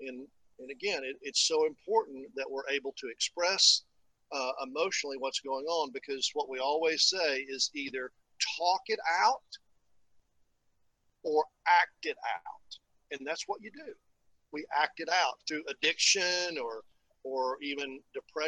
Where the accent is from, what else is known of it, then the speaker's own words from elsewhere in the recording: East Tennessee, United States; moved away; the valley where I grew up in East Tennessee